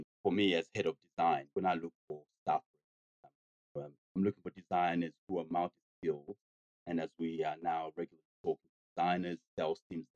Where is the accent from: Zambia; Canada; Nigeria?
Zambia; now in Australia; I come from Zambia in Africa.